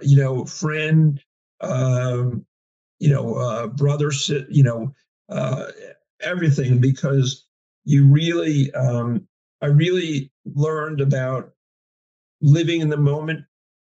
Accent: New Jersey, United States; I was from New Jersey.

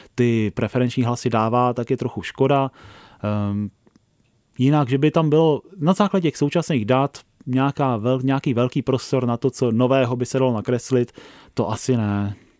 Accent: Prague, Czechia; já jsem z Prahy 13

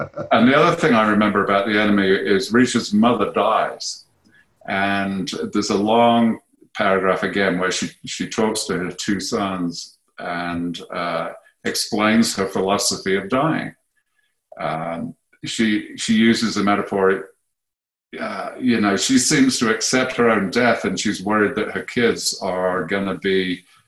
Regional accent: United Kingdom; we're British

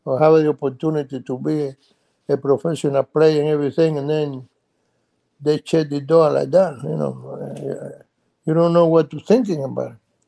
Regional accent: Cuba; English is a second language; Before it was good, you know, and then when the revolution coming, everything changed.

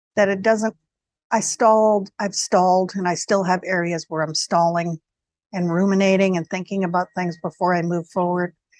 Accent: New York area, United States; I'm from the New York area. My family was in New York.

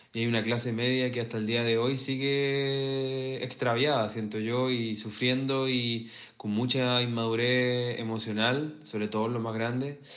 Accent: Santiago, Santiago Metropolitan Region, Chile; Yo nací en La Cisterna, que es bastante similar a San Miguel por lo demás

